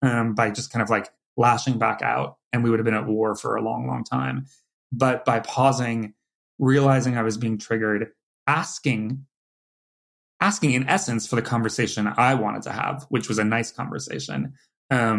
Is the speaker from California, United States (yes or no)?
yes; California, United States; moved away as an adult; now in New York, United States; I'm a wuss from California